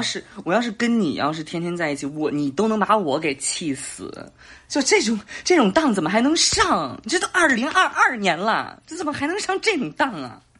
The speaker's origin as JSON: {"language": "Chinese", "region": "Beijing", "country": "China", "said": "我是北京的"}